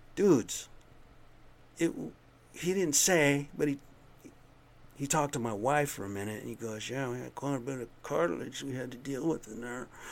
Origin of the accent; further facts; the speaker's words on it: United States; I'm American Indian